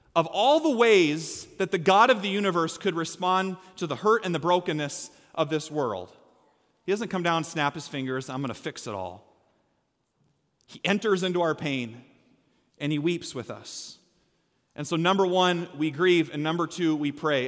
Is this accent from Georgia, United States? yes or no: no; Story City, Iowa, United States; I'm from Story City